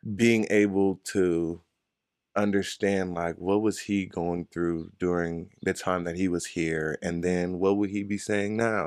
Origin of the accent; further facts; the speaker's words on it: Inglewood, California, United States; I'm from Inglewood, California, right down the freeway